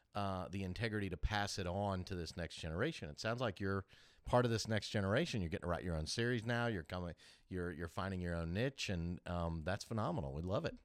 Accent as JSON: {"language": "English", "town": "Kansas City", "country": "United States", "tie": "born or raised there", "moved": "yes", "lives_now": "Augusta, United States", "said": "I grew up in Kansas City"}